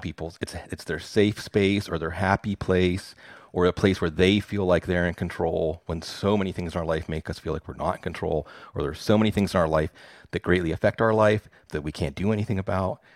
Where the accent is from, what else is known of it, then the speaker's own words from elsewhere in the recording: Pittsburgh, Pennsylvania, United States; I'm from Pittsburgh